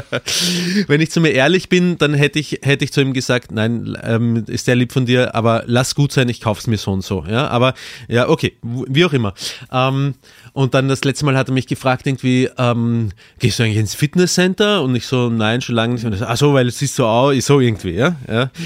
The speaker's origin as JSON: {"language": "German", "country": "Austria", "said": "als Österreicher"}